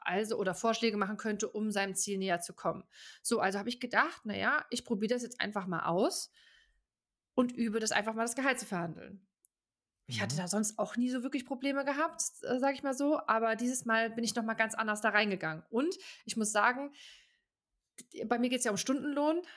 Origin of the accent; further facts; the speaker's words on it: Germany; moved away as an adult; now in Switzerland; als Deutscher